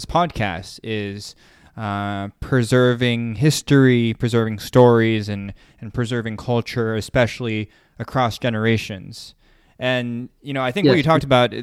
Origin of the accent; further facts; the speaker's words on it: United States; growing up in the States